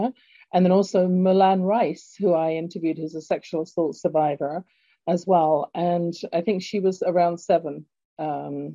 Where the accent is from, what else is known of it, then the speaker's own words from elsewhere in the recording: London, United Kingdom; now in Calgary, Canada; as you can tell from my accent, I was born in London, England originally. And Calgary has been my home now for 40-ish years